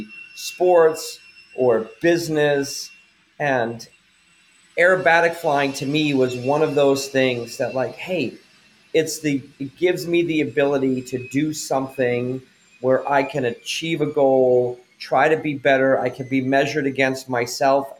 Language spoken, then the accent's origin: English; just outside of Boston, Massachusetts, United States; I grew up just outside of Boston, Massachusetts